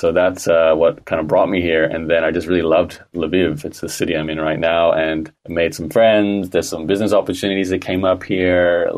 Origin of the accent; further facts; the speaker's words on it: Australia; accent: Canadian; Well, born and raised in Australia, although I sound like a Canadian, so I've always had a connection to both countries, and I am a citizen of both countries.